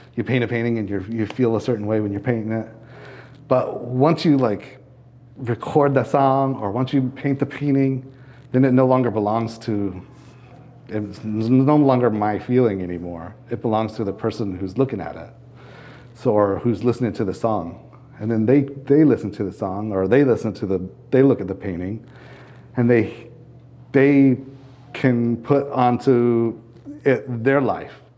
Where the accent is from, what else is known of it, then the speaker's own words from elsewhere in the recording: southern Wyoming, United States; also born or lived in Colorado / Washington / Minneapolis, Minnesota / Louisiana; now in Urbana, United States; I grew up in the southern, like, desert part of Wyoming